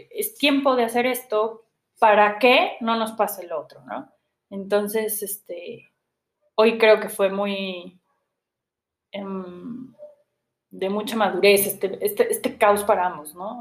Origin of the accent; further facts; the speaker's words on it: Puebla, Mexico; moved away as an adult; soy poblana y aquí he vivido toda mi vida, llevaba yo tres años fuera de Puebla